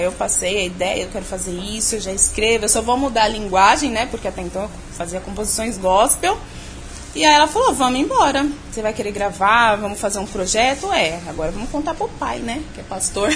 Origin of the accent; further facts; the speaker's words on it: São Paulo, Brazil; eu sou de São Paulo mesmo, nascida e criada aqui, capital. Eu sou ali da Zona Leste de São Paulo, ali Vila Alpina